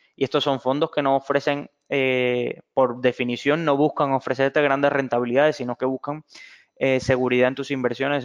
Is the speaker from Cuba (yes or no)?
yes; Cuba; moved away; soy originario de Cuba